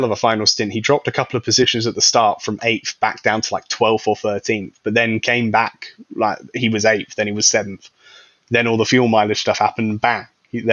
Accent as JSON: {"language": "English", "country": "United Kingdom", "said": "being a British person"}